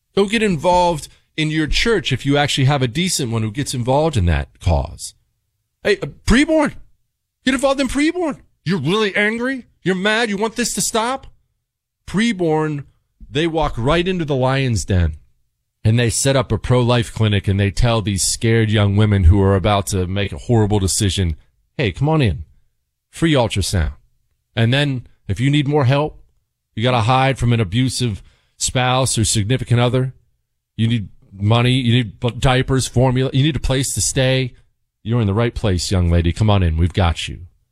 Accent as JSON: {"language": "English", "region": "Montana", "country": "United States", "tie": "born or raised there", "said": "I grew up in Montana."}